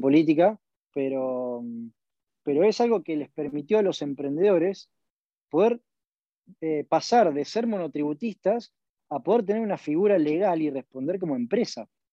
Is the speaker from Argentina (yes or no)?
yes; Argentina